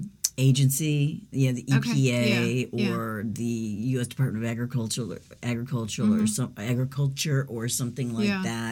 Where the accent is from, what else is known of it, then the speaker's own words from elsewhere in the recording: Western Michigan, United States; moved away as an adult; now in Columbus, United States; I'm from Western Michigan.